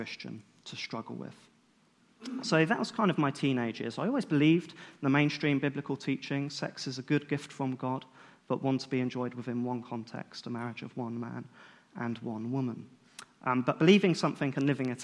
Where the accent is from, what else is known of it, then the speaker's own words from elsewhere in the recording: United Kingdom; being British